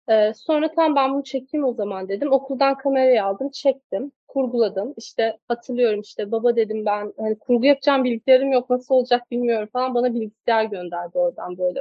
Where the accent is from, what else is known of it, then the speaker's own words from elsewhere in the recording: Kastamonu, Turkey; Ben Kastamonu'da doğdum, büyüdüm.